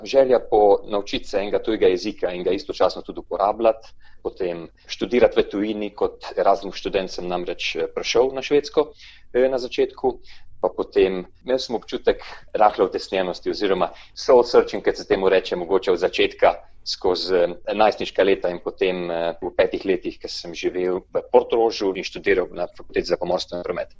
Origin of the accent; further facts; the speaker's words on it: Slovenia; da sem iz Slovenije